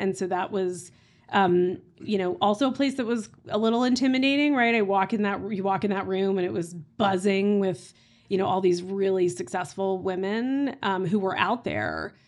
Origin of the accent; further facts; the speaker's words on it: Tulsa, Oklahoma, United States; moved away as an adult; now in Boston, United States; I grew up in Tulsa, Oklahoma